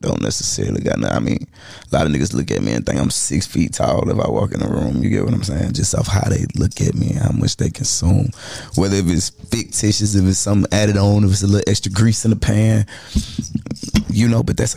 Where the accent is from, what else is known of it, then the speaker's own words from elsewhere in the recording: Charlotte, North Carolina, United States; I'm from Charlotte